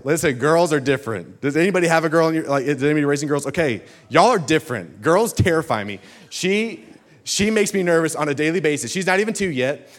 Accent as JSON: {"language": "English", "town": "Birmingham", "region": "Alabama", "country": "United States", "said": "I come from Birmingham, Alabama"}